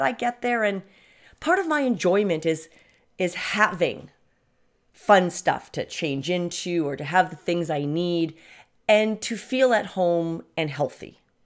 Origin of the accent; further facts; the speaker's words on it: Canada; I come from Canada